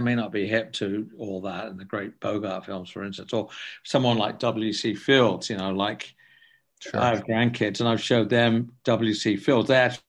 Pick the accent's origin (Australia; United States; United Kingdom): United Kingdom; England; I'm from England, and I grew up with French, Italian, and German movies.